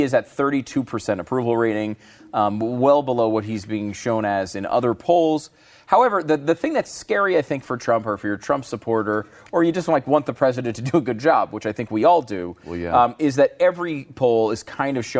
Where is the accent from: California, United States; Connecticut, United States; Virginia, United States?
Connecticut, United States; also born or lived in New York; I was born in New York. I grew up in Connecticut.